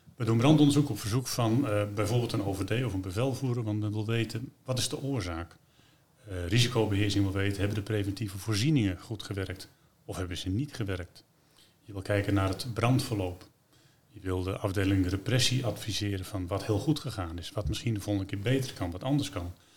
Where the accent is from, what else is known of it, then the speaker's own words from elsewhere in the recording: Netherlands; We zijn Hollanders